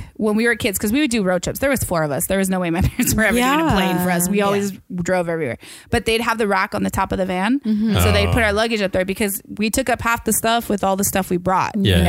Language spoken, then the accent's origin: English; Washington, United States; moved away; I definitely miss my hometown. I love it. It was fall. It's crisp.